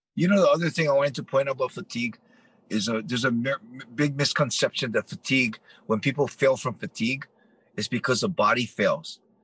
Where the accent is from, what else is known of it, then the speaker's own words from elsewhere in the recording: Hawaii, United States; my childhood living growing up in Hawaii